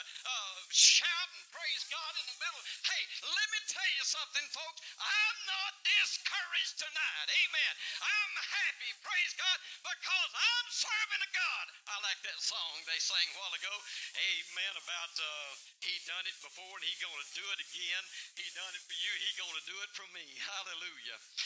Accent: Louisiana, United States; I'm from Louisiana

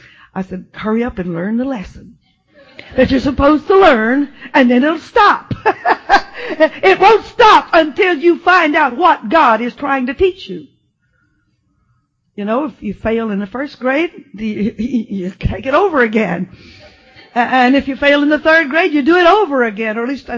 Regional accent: Texas, United States; also born or lived in Arkansas; I was born in South Arkansas, but when I was 3 years old, we left there and moved to West Texas and did some of my growing up on a ranch.

